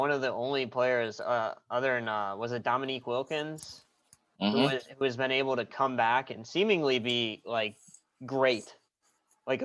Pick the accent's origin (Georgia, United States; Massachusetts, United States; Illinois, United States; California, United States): Illinois, United States; Chicago; He's from my hometown. He's from my home city.